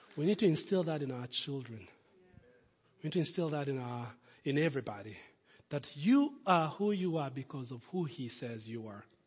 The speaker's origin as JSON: {"language": "English", "country": "Kenya", "also_born_or_lived": "Lincoln", "moved": "yes", "said": "Kid from Kenya"}